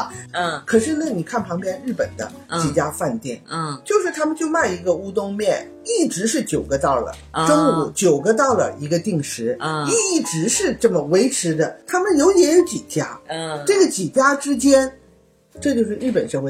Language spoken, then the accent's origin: Chinese; China; 嗯，我们中国人的思维呢？没有说让你水涨船高